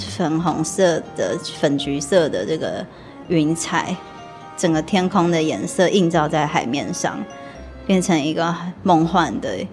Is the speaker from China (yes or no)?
no; Taiwan; also born or lived in Kyushu, Japan; 整个全家人移居到台湾来，是因为我的奶奶身体非常地不好